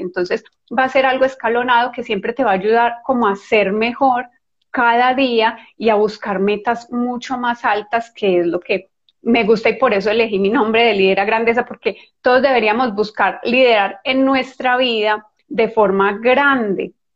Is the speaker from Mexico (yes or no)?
no; Colombia; yo soy colombiana